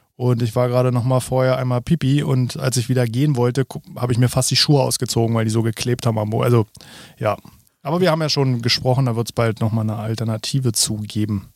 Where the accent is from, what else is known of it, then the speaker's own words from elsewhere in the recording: Spandau, Berlin, Germany; bei uns in Spandau